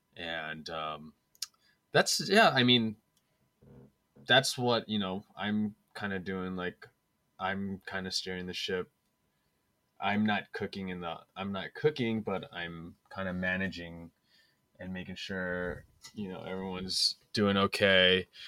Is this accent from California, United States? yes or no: yes; San Francisco, California, United States; I was born and raised in San Francisco.